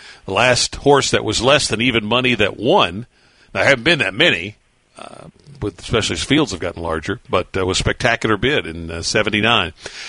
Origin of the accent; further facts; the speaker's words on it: Paris, Kentucky, United States; my hometown of Paris.